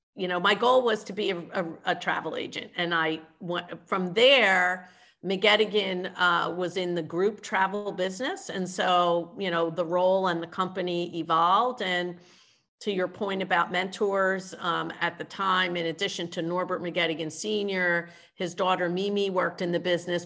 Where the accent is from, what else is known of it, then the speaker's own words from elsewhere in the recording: Philadelphia, Pennsylvania, United States; also born or lived in Orlando, Florida; I grew up in Philadelphia in the city